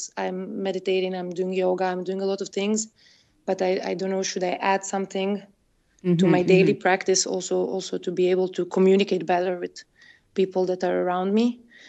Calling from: Brussels, Brussels-Capital Region, Belgium; I'm calling from Brussels

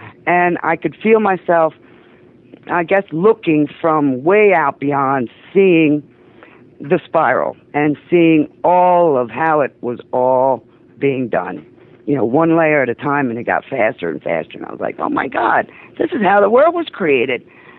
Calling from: Delaware, United States; Yeah, a little state called Delaware.

